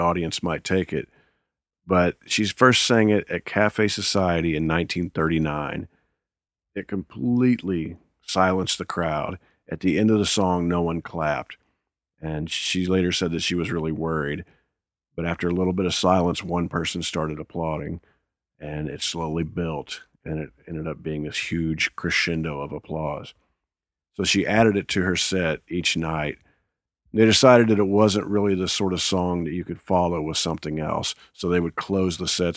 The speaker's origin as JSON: {"language": "English", "region": "Indiana", "country": "United States", "tie": "born or raised there", "moved": "yes", "lives_now": "Nashville, United States", "said": "I'm from Indiana, and I love Indiana"}